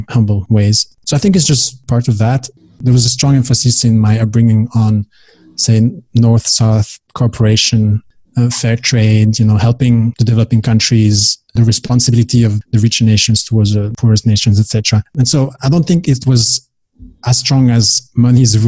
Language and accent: English; Belgium; moved away as an adult; also born or lived in Dubai; I am from Belgium originally.